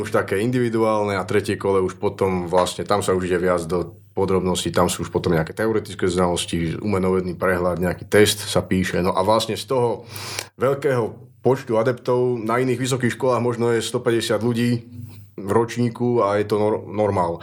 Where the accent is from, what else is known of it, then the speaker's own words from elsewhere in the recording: Trnava, Trnava Region, Slovakia; also born or lived in Martin / Nitra; now in Žilina, Slovakia; narodil som sa v Martine, takže som stredoslovák, ale väčšinu svojho života som prežil v Trnave